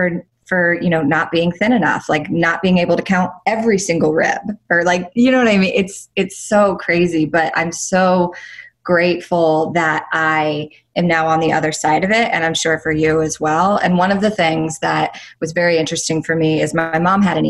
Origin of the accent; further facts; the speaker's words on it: Greenville, South Carolina, United States; moved away as an adult; also born or lived in New York, United States; now in Los Angeles, United States; at 18 years old, I moved from Greenville, South Carolina to New York 2 days after I graduated high school